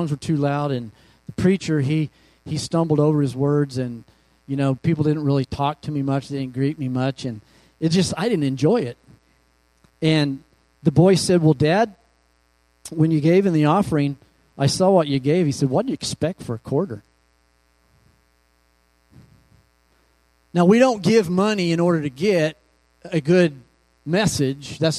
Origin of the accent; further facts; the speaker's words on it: Kansas, United States; also born or lived in Oklahoma; now in Phoenix, United States; I was raised in Kansas and Oklahoma